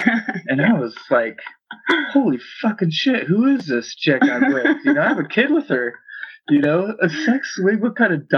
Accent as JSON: {"language": "English", "region": "Pacific Northwest", "country": "United States", "said": "I'm from the Pacific Northwest, and we're in our mid-30s."}